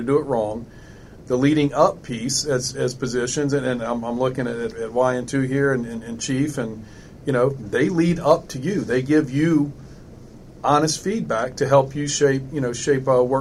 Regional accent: South Louisiana, United States; I'm born and raised in South Louisiana

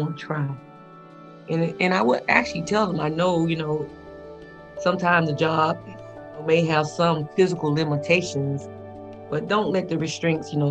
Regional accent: Tuskegee, Alabama, United States; moved away; I'm from Tuskegee, Alabama

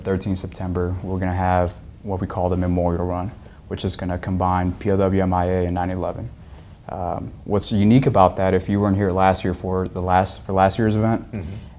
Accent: Los Angeles, California, United States; now in Oklahoma, United States; I'm originally from Los Angeles, California

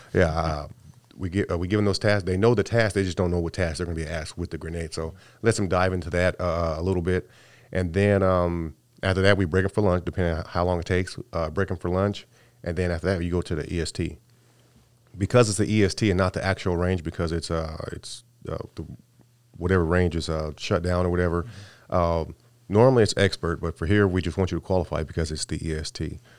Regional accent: California, United States; moved away; I came from, I'm from California

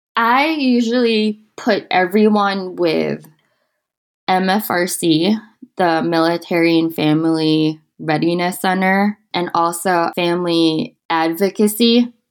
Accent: Manila, Metro Manila, Philippines; moved away as an adult; also born or lived in Okinawa, Japan; now in Utah, United States; I am from the Philippines in a city called Manila

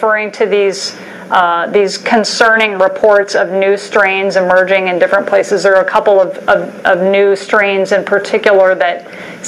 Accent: Alabama, United States; growing up in Alabama

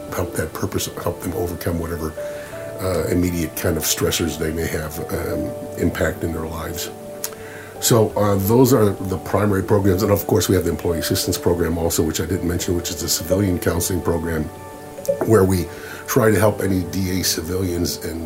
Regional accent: Detroit, Michigan, United States; moved away as an adult; growing up in Detroit

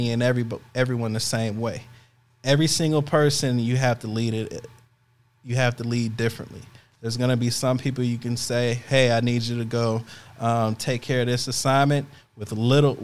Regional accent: Chicago, Illinois, United States; moved away as an adult; I'm leaving my hometown

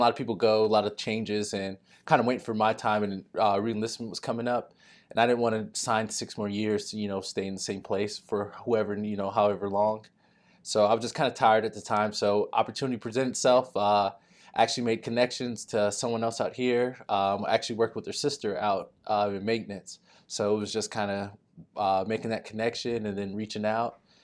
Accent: Texas, United States; moved away as an adult; I'm a kid from Texas

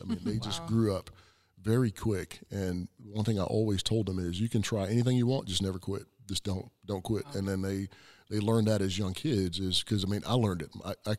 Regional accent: South Carolina, United States; me growing up in South Carolina, K through 12, same friends, same, you know, classmates, same teachers all the way through.

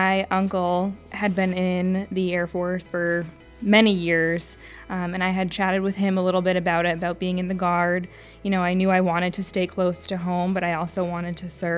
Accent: Bangor, Maine, United States; I was born and raised right here in the Bangor area. I went to Old Town High School

